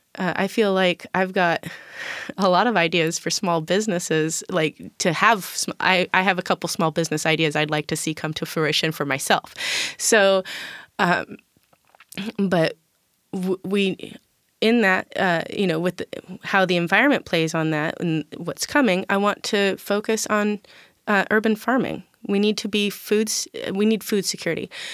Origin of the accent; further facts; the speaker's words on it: Tacoma, Washington, United States; I grew up in South and East Side in South Tacoma